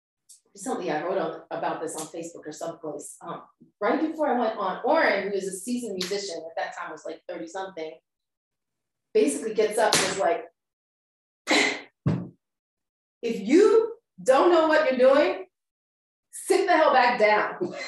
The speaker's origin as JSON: {"language": "English", "area": "Delco", "region": "Pennsylvania", "country": "United States", "tie": "born or raised there", "also_born_or_lived": "Boston / overseas", "moved": "yes", "lives_now": "Philadelphia, United States", "said": "I grew up in Delco, moved away, moved around, moved overseas, had lots of different experiences, came back to Philly."}